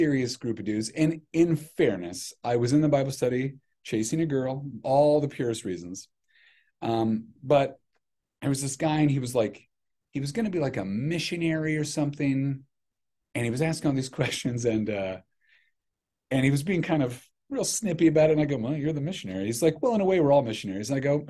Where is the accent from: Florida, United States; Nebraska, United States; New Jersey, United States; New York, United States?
Nebraska, United States; Grand Island; moved away; I grew up in Grand Island